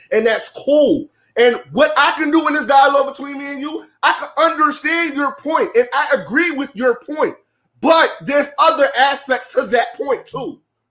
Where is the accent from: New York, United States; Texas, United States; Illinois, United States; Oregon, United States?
New York, United States; New York City; I'm from Brooklyn, right?